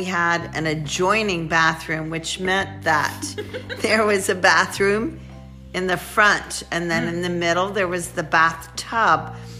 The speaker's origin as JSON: {"language": "English", "town": "Randallstown", "region": "Maryland", "country": "United States", "tie": "born or raised there", "said": "we grew up in Randallstown, Maryland."}